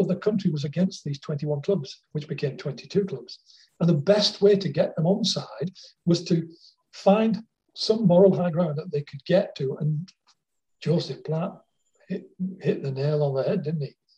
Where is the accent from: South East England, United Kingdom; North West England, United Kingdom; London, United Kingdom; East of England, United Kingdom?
North West England, United Kingdom; Wigan; now in Australia; I was born in Wigan and I was a big Wigan fan